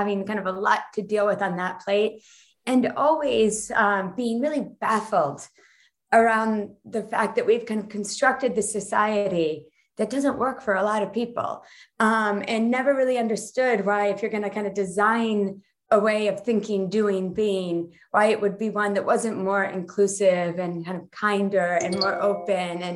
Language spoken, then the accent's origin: English; New York, United States; moved away as an adult; now in Netherlands; I'm from New York where everybody gets up early.